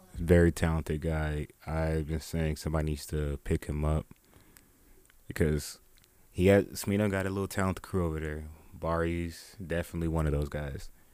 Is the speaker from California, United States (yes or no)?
no; Dallas, Texas, United States; I'm from Dallas